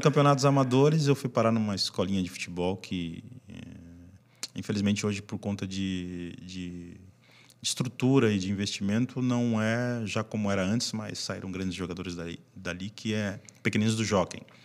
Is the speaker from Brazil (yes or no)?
yes; São Paulo, Brazil; moved away as an adult; also born or lived in Ukraine; now in São José, Brazil; da zona norte onde a gente morava em São Paulo